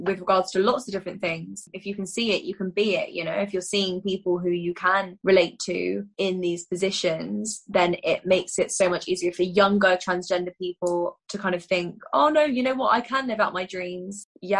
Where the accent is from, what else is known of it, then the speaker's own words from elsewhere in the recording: United Kingdom; us as a British people.